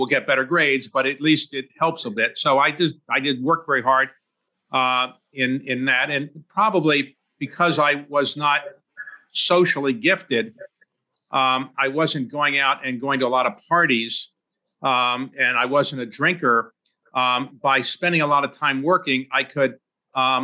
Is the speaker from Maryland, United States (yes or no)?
yes; Baltimore, Maryland, United States; I was born in Baltimore